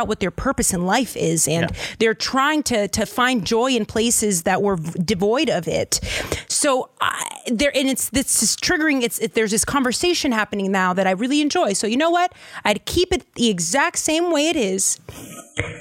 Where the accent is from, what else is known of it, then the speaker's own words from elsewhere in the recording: Lynn, Massachusetts, United States; I'm from a place called Lin-Lin, the city of sin.